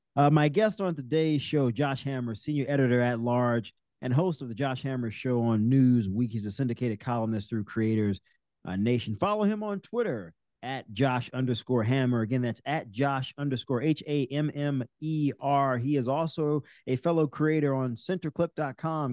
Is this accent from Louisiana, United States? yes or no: yes; New Orleans, Louisiana, United States; moved away; grew up in my hometown of New Orleans with me.